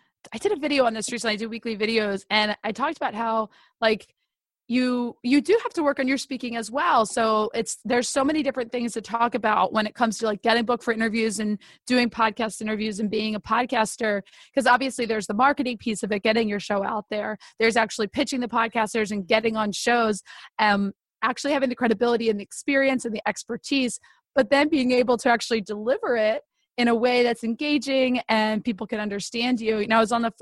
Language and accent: English; Northeast, United States; I'm from the Northeast where we talk really fast